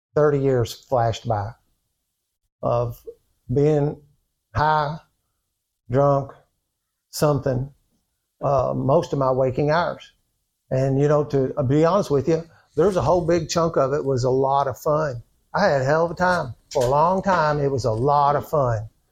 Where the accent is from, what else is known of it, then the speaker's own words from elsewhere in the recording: New Albany, Indiana, United States; I was born in New Albany, Indiana. I don't know if you can tell from my accent or not. Uh, I've been born and bred there. I've lived there all my life